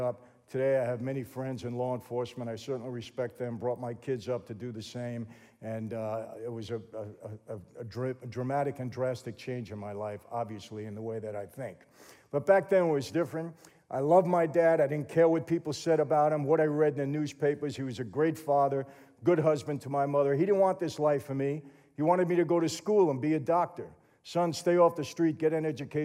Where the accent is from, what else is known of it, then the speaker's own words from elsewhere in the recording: New York, United States; now in Southern California, United States; I grew up in New York, so I'm used to the snow.